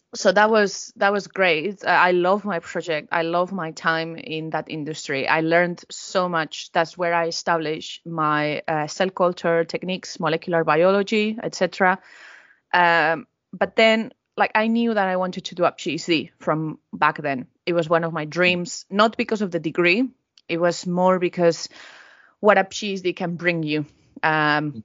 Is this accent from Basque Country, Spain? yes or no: no; Valencia, Valencian Community, Spain; moved away as an adult; now in Norwich, United Kingdom; my hometown is Valencia